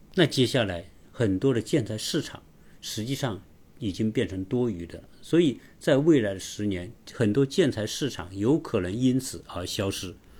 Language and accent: Chinese; China; 我们中国人